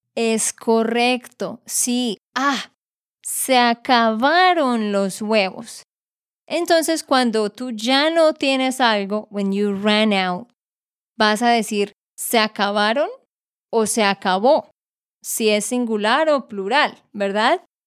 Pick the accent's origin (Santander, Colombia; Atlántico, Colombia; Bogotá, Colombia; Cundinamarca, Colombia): Santander, Colombia; de Santander, Colombia